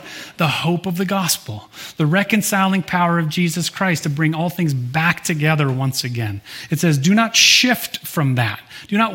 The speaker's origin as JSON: {"language": "English", "region": "Michigan", "country": "United States", "tie": "born or raised there", "moved": "yes", "said": "I grew up in Michigan, as most of you know, and where I grew up, everyone that I know, at least, learned how to water ski when you're a little kid."}